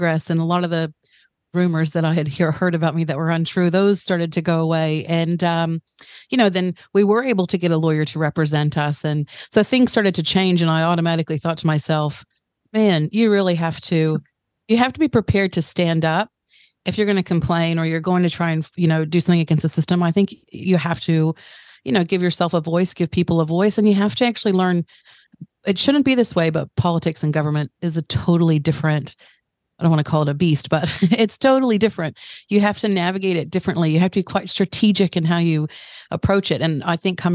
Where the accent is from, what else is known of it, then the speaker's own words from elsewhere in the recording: United States; now in Tauranga, New Zealand; I'm American-born New Zealander. So I've spent the last 15 years in Tauranga.